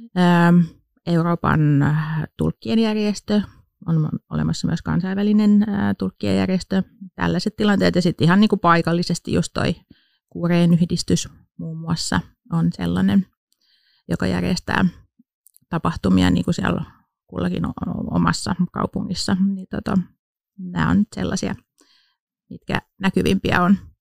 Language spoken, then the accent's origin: Finnish; Pori, Satakunta, Finland; moved away as an adult; now in Turku, Finland; Mä oon itse alun perin Porista kotosin, mutta on tänne jäänyt sitten, kun opiskelemaan, oli, opiskelemaan tulin, niin jäin sitten tänne